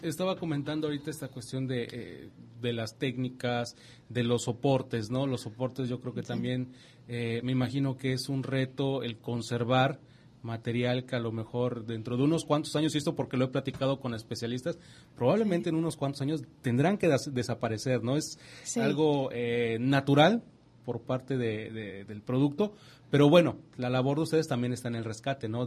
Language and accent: Spanish; Yucatán, Mexico; fuimos en la mesa como yucatecos